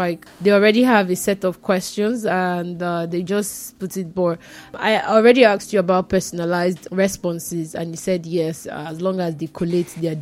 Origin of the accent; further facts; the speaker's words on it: Nigeria; I'm Nigerian.